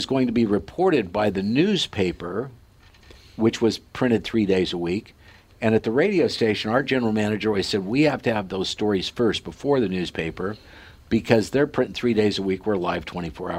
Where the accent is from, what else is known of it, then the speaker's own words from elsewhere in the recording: Sidney, Nebraska, United States; moved away; in this little hometown of 6,000 people, Sydney, Nebraska, where the Cabela's family grew up, and that's, if you've heard of the Cabela's, that's where they're from, and that's my hometown